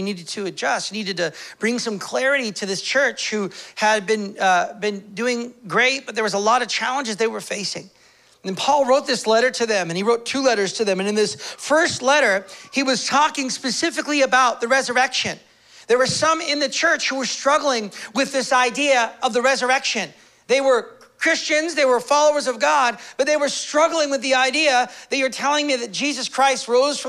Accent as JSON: {"language": "English", "country": "United States", "moved": "yes", "said": "I'm from the States"}